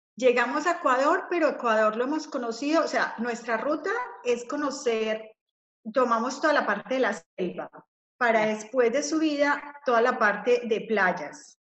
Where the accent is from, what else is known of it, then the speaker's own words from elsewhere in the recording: Colombia; yo soy colombiana